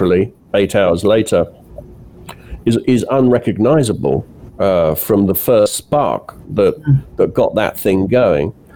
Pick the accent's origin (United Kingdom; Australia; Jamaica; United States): United Kingdom; moved away as an adult; also born or lived in Italy; I grew up in Britain, and in the, you know, I went to school in the 70s and 80s